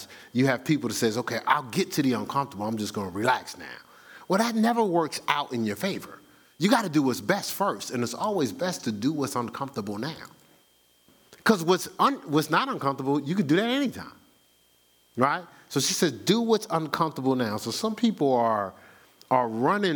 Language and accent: English; New Jersey, United States; I'm from New Jersey.